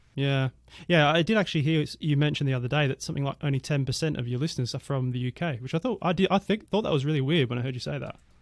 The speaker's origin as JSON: {"language": "English", "town": "Perth", "region": "Western Australia", "country": "Australia", "tie": "born or raised there", "moved": "yes", "said": "my hometown, I'm from Perth, Western Australia originally"}